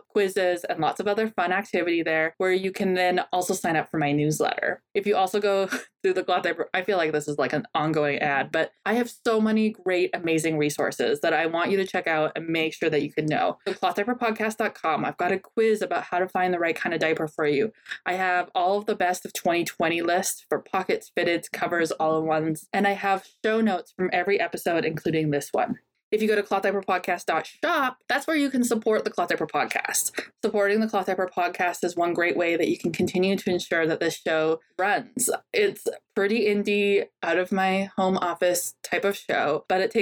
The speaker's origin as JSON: {"language": "English", "country": "Canada", "accent": "Canadian soft accent", "said": "my Canadian soft accent"}